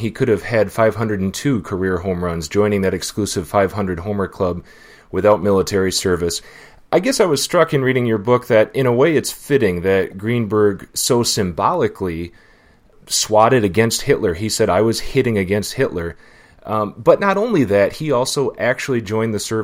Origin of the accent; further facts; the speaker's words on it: Midwest, United States; me as a Midwesterner